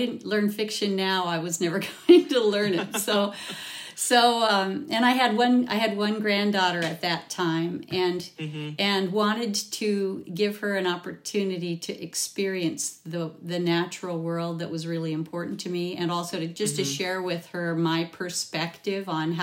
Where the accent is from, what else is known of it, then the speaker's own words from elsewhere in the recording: Olympic Peninsula, Washington, United States; I was raised on the Olympic Peninsula, which far northwest Washington